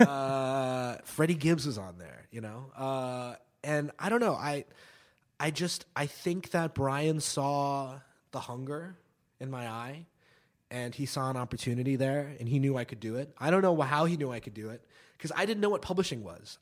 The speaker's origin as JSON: {"language": "English", "town": "New York City", "region": "New York", "country": "United States", "tie": "born or raised there", "also_born_or_lived": "New Zealand", "said": "I am from New York City. I am from, uh, downtown New York in Greenwich Village, West Village"}